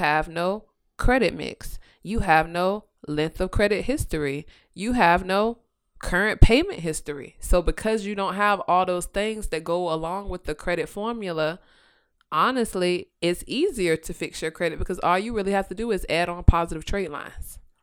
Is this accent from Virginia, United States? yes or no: yes; Virginia, United States; I am born and raised in Virginia